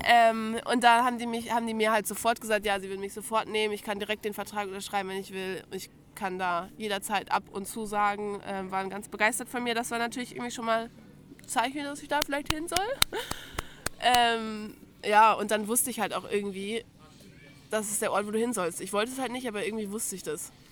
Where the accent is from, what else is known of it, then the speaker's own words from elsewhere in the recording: Lower Saxony, Germany; moved away as an adult; now in Ansbach, Germany; Ich komme eigentlich aus Bremen, also aus Bundesland Niedersachsen, wichtiges Detail, aber aus der Nähe von Bremen